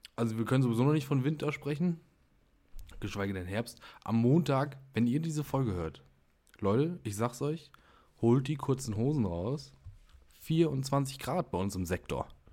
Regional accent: Germany; wir als Deutsche

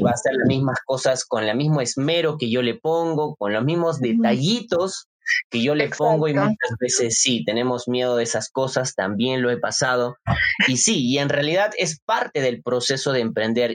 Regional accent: Arequipa, Peru; nos representa como arequipeños

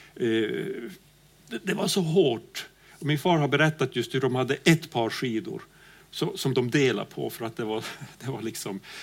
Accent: Pajala, Norrbotten County, Sweden; jag kommer ju från Pajala längst upp i Norrbotten

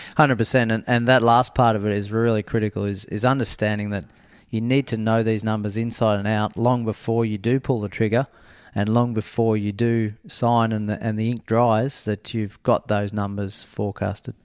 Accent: near Horsham, Victoria, Australia; moved away; I grew up near Horsham

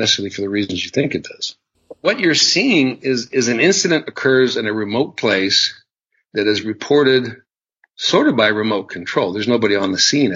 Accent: United States; because I was American

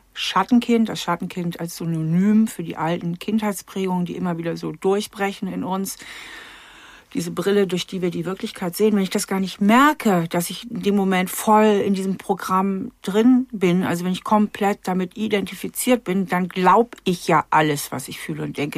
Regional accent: Germany; also in Hamburger ähm, Vorort

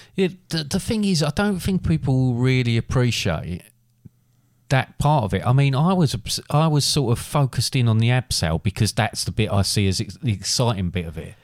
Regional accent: England, United Kingdom; being English

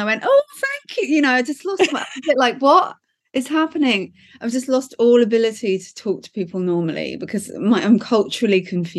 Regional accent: Norfolk, East of England, United Kingdom; also born or lived in London; now in Los Angeles, United States; I'm from Norfolk, lived in London for 10 years and then randomly moved to LA in 2006.

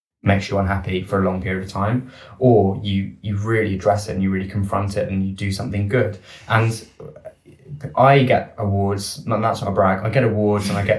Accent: United Kingdom; as a Brit

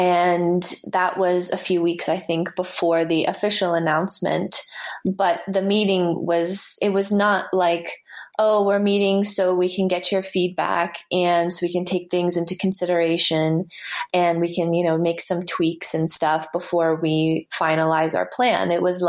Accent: Canada; I think also growing up in Canada, where so much of the year you have to play indoors

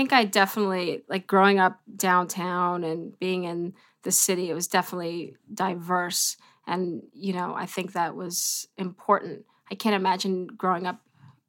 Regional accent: New York City, New York, United States; I grew up around 18th Street, actually

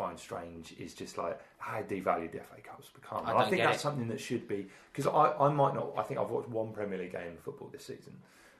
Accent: Wales, United Kingdom; being a Welshman

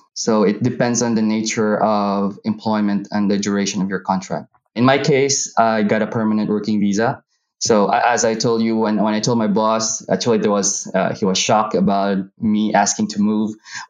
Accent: Negros Occidental, Cebu, Philippines; moved away as an adult; also born or lived in Singapore; now in Paris, France; So it has been almost 14 years since I left the Philippines. I'm originally from Negros Occidental, but I've lived in Cebu for most of my student life until 2007. That's when I left for Singapore.

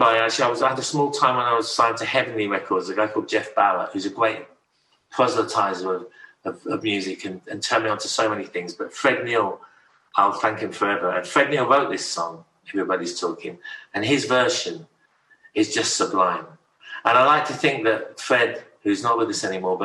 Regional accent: King's Lynn, East of England, United Kingdom; moved away as an adult; also born or lived in Haddington, East Lothian, Scotland / Australia; I spent most of my teenage years before my mom and my youth before I went to live in Australia in King's Lynn

